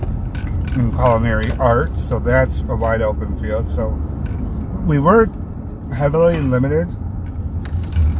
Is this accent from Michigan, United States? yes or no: yes; Flint, Michigan, United States; moved away as an adult; also born or lived in Texas; I was born and raised in the Flint area